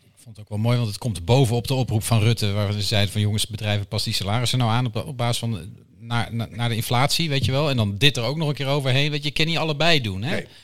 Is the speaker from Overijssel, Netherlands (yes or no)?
yes; Deventer, Overijssel, Netherlands; ik kom uit Deventer, dus Go Ahead Eagles is mijn club